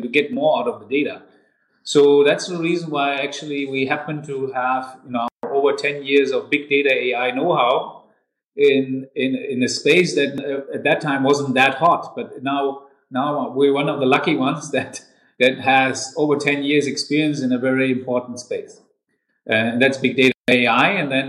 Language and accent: English; Darmstadt, Hesse, Germany; I was born and raised in Darmstadt, another city in Hessen, and I'm a real Hessen boy, an Italo-Hessen boy.